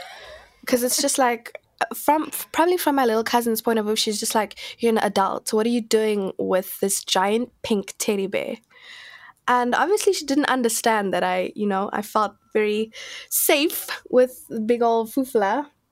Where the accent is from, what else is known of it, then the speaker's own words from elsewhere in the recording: Kimberley, Northern Cape, South Africa; I think the one thing that stands out to me is like whenever I think about Kimberley, I just think about dust.